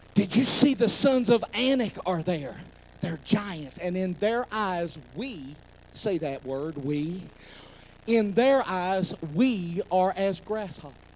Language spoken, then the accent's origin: English; McDowell County, West Virginia, United States; I'm from McDowell County